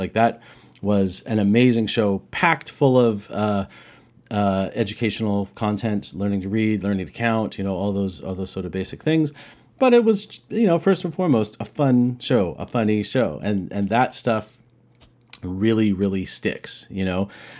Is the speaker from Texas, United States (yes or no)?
no; Roswell, New Mexico, United States; I'm from Roswell, New Mexico